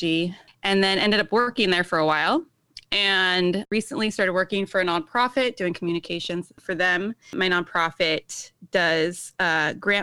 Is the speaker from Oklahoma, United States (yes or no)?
no; Los Angeles, California, United States; moved away as an adult; now in Portland, United States; I'm from Los Angeles and I just moved to Portland, Oregon a few months ago